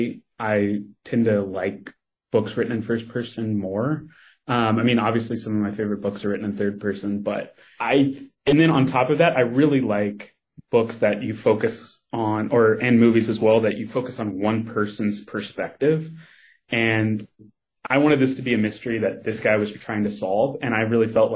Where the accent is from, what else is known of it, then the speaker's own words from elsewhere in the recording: Kentucky, United States; moved away; I grew up in Kentucky.